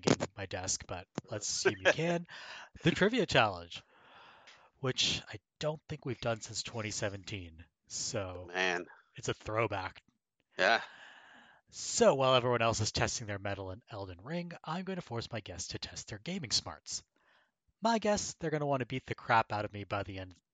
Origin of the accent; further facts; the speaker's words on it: Canada; I'm Canadian